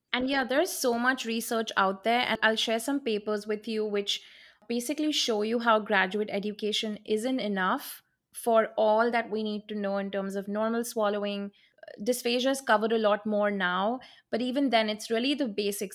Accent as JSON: {"language": "English", "town": "Mumbai", "region": "Maharashtra", "country": "India", "moved": "as an adult", "lives_now": "Jackson, United States", "said": "I'm originally from Mumbai, India"}